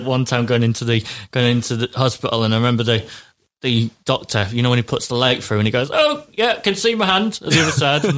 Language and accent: English; Yorkshire and the Humber, United Kingdom; I'm from Yorkshire